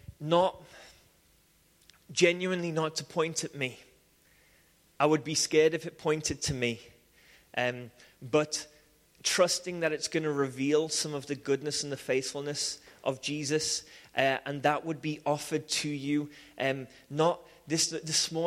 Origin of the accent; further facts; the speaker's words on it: Liverpool, North West England, United Kingdom; I grew up in Liverpool